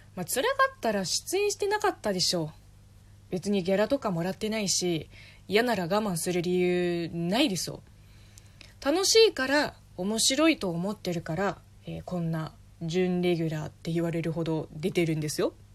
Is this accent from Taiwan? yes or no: no; China; 私中国人